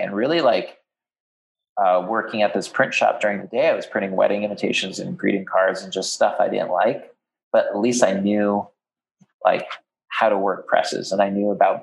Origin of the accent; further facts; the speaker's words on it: New Jersey shore, United States; I grew up in Jersey on the shore